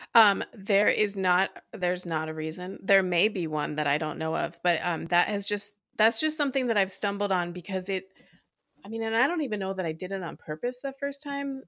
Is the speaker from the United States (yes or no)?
yes; East Coast, United States; moved away as an adult; now in Des Moines, Iowa, United States; I grew up on the East Coast and moved here about ten years ago